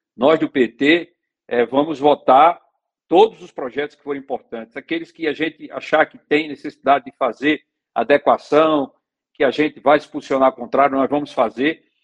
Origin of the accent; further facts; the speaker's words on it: Águas Belas, Pernambuco, Brazil; eu sou de Águas Belas